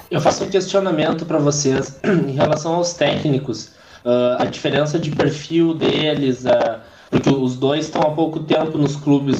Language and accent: Portuguese; Rio Grande do Sul, Brazil; eu sou gaúcho e sou gremista